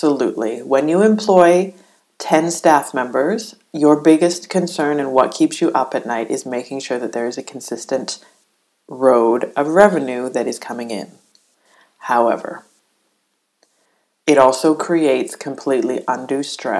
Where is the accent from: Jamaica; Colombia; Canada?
Canada; as a Canadian